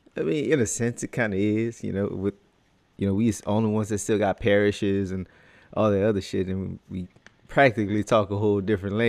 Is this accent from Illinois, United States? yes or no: no; Louisiana Creole, United States